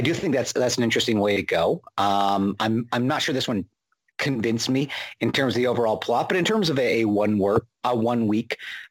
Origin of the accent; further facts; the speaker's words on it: Canada; I am Canadian